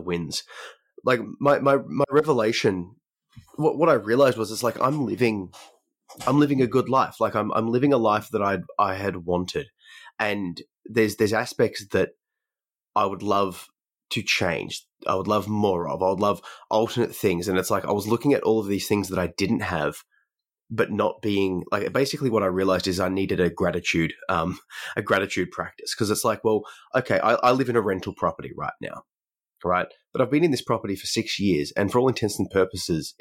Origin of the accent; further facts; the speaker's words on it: Australia; we are both from Australia.